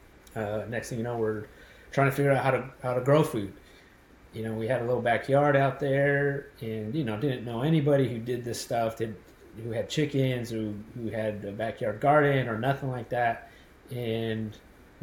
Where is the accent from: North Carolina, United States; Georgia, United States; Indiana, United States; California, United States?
California, United States; Los Angeles; moved away; me and my wife were born and raised in Los Angeles area and lived there our whole lives